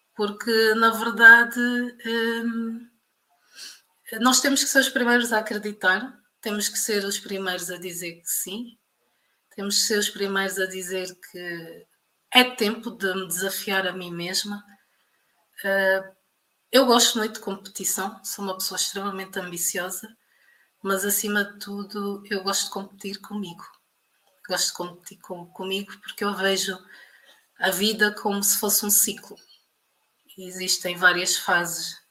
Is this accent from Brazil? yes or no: no; Portugal; moved away as an adult; also born or lived in Luanda, Angola; now in Angola; eu nasci em Luanda em 1987 ehm, e na década de, de 90 os meus pais emigraram para Portugal